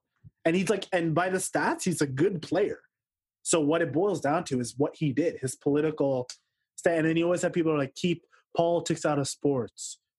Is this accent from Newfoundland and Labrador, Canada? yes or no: no; Toronto, Ontario, Canada; born or raised there